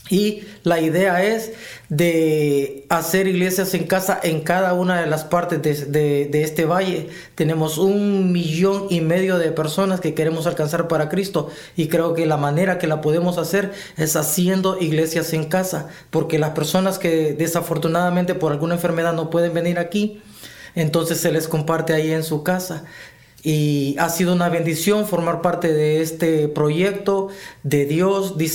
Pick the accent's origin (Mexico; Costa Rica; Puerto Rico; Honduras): Honduras; soy hondureño